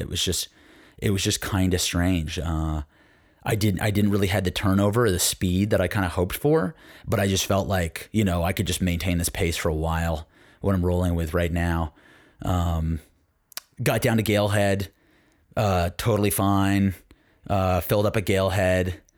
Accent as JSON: {"language": "English", "region": "Connecticut", "country": "United States", "tie": "born or raised there", "said": "growing up in Connecticut"}